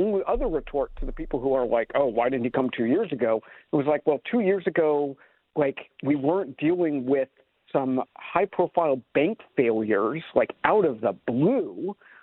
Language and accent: English; United States; now in Toronto, Canada; I am an American citizen